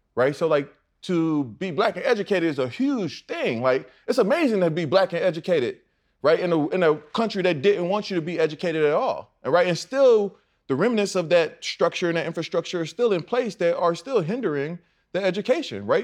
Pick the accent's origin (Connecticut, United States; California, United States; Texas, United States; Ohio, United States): Texas, United States; Houston; I'm from Texas, Houston, NASA